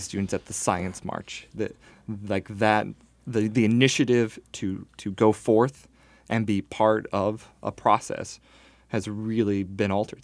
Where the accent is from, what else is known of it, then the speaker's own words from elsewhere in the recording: Northwest Indiana, United States; I grew up in Northwest Indiana from a middle-class family